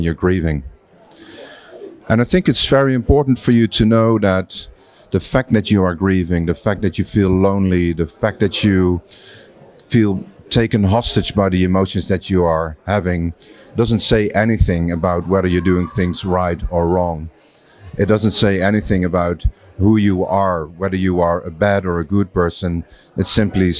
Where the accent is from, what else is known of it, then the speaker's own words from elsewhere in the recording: Netherlands; I'm from the Netherlands